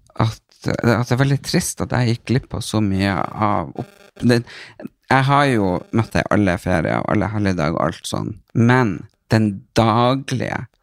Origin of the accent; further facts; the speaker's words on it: Northern Norway, Norway; moved away as an adult; now in Oslo, Norway; jeg er fra Nord-Norge